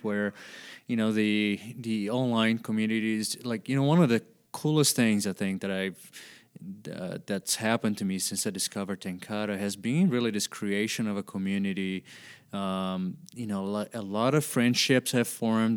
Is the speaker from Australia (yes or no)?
no; Brazil; I was born and raised in Brazil, and I grew up doing a lot of cane pole fishing as a kid